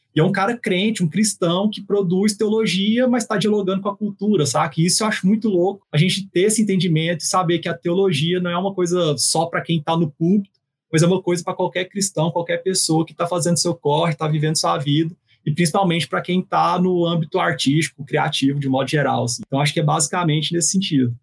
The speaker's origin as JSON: {"language": "Portuguese", "town": "Goiânia", "region": "Goiás", "country": "Brazil", "said": "sou goiano de Goiânia"}